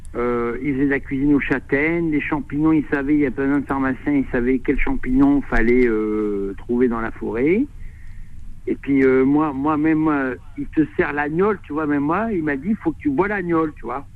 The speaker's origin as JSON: {"language": "French", "town": "Amiens", "region": "Hauts-de-France", "country": "France", "moved": "yes", "lives_now": "Drôme, France", "said": "je suis d'Amiens aussi"}